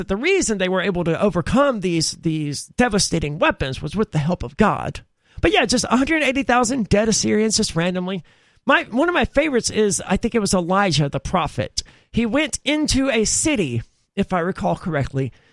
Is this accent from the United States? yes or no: yes; the South, United States; I'm from the South